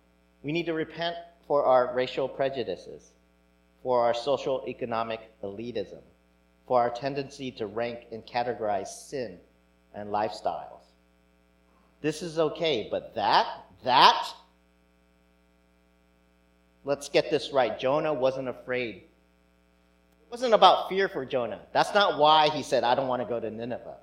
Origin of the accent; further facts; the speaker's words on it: United States; maybe being Asian American